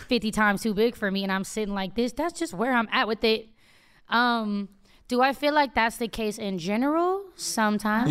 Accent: Oakland, California, United States; I'm from the Bay

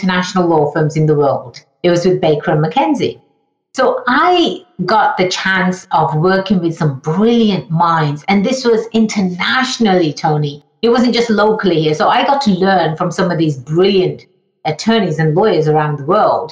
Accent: England, United Kingdom; moved away as an adult; now in United States; I was born and raised in England, hence the funny accent.

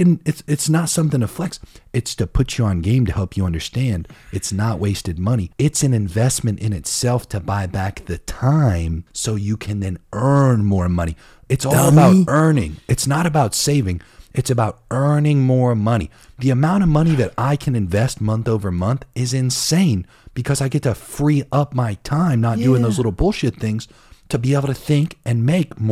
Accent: Ohio, United States; I grew up in Ohio, okay? And I grew up in a small city

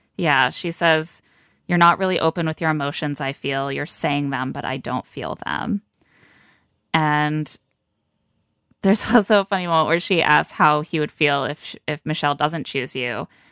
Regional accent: Midwest, United States; I'm not from Minnesota, just the Midwesternness

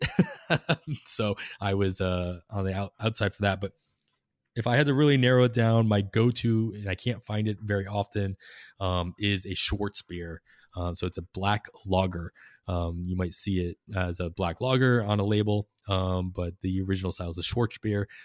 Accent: Boston, Massachusetts, United States; moved away as an adult; also born or lived in Clearwater, Florida; now in Oakland, United States; growing up in Massachusetts and Boston

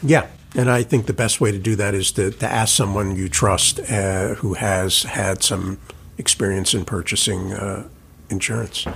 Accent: New York, United States; as a New Yorker

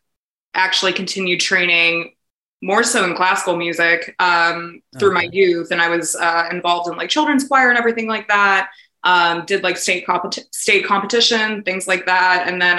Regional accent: Indianapolis, Indiana, United States; born there; also born or lived in Albuquerque / New York City; So I was born in Indianapolis, Indiana, but I grew up kind of all over the country.

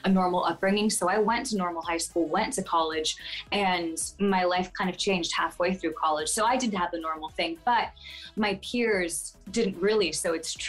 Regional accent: Fort Lauderdale, Florida, United States; Born in Miami, in Fort Lauderdale, Florida.

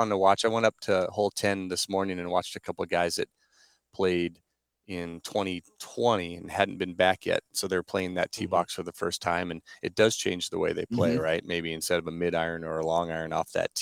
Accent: Norfolk, Nebraska, United States; went back to my hometown in Norfolk, for a summer job

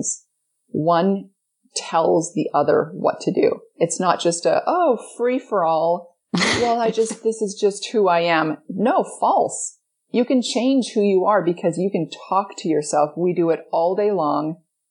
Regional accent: Edmonton, Alberta, Canada; I grew up in Edmonton, Alberta, Canada.

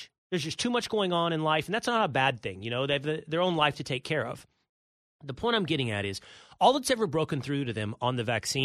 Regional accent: Texas, United States; moved away as an adult; also born or lived in New York City; I now live in Texas, my home state

